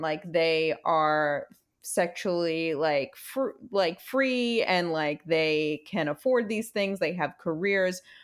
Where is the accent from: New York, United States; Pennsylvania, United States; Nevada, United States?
New York, United States; Brooklyn; growing up in Brooklyn